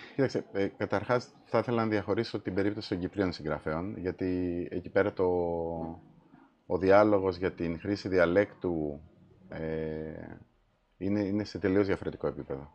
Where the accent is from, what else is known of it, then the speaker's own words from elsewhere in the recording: Malesina, Central Greece, Greece; moved away as an adult; Εγώ έχω μεγαλώσει στην επαρχία.